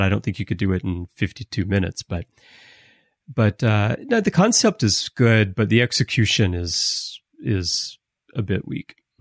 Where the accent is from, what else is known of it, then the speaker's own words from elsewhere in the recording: United States; we're American